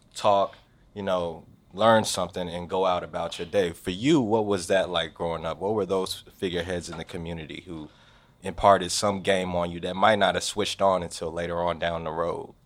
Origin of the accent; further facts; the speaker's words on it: Forestville, Maryland, United States; I come from Forestville, Maryland, which is right outside of D C